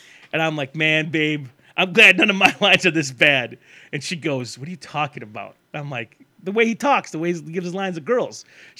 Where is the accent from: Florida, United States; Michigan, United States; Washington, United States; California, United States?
Michigan, United States; I grew up in Michigan, and Raimi gave him his chance to be in movies.